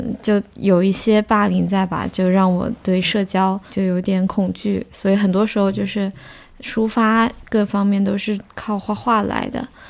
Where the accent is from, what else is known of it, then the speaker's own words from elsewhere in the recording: Yichang, Hubei, China; also born or lived in Hangzhou / London; now in Shanghai, China; 我是湖北人， 湖 北宜昌